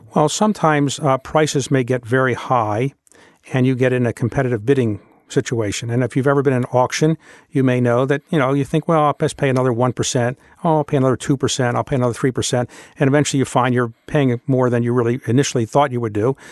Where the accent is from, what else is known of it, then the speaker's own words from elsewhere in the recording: Baltimore, Maryland, United States; moved away as an adult; when I was growing up in Baltimore, Baltimore was the eighth largest city in the United States